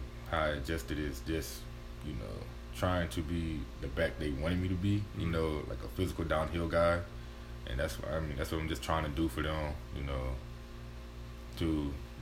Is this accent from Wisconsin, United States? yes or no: no; Houston, Texas, United States; moved away as an adult; now in Weatherford, United States; my hometown, Houston